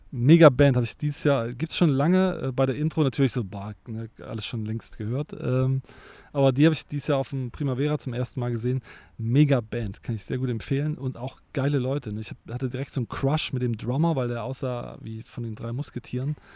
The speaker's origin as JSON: {"language": "German", "region": "East Germany", "country": "Germany", "tie": "born or raised there", "moved": "yes", "lives_now": "Cologne, Germany", "said": "ich ja auch ein Kind des Ostens bin"}